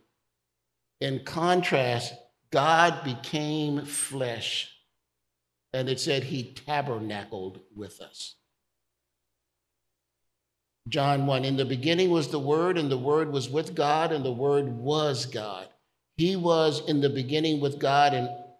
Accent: Chicago, Illinois, United States; growing up in Chicago

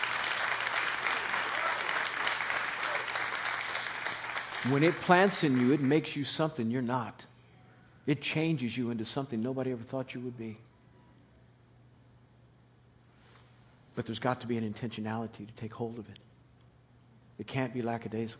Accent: Kansas City, Kansas, United States; I grew up in Kansas City, and Kansas City, Kansas.

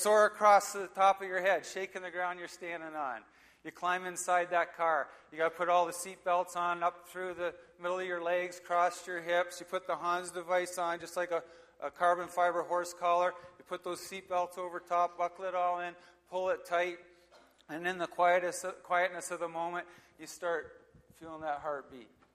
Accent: Hampton, Ontario, Canada; also born or lived in Oshawa, Ontario; so I was born in Oshawa, Ontario, and uh, lived here for a while. Then we moved to Hampton, and um, when I was a kid

